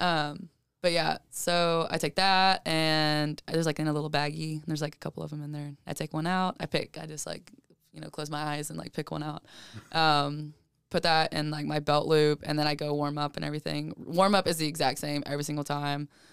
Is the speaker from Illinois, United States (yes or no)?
no; Georgia, United States; I'm literally from Cajeta, Georgia.